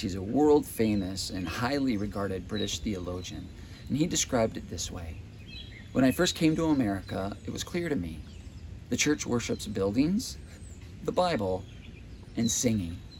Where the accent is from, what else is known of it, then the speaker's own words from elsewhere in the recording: United States; as an American consumer